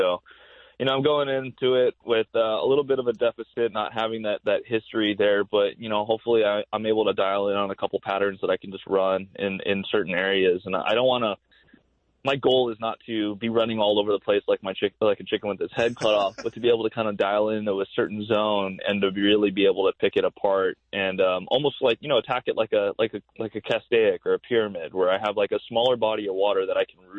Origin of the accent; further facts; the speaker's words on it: Hawaii, United States; being a little kid growing up in Hawaii watching Bassmaster Classic on ESPN